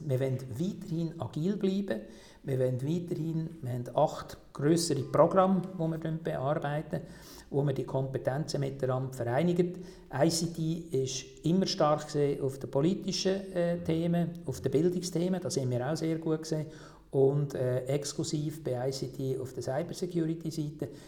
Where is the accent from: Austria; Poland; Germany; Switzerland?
Switzerland; bei uns in der Schweiz